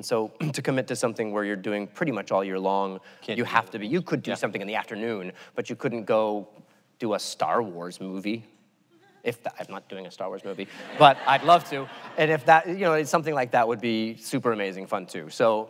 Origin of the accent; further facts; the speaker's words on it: Albuquerque, New Mexico, United States; Oh, I'm from Albuquerque, man. Green chili, anything.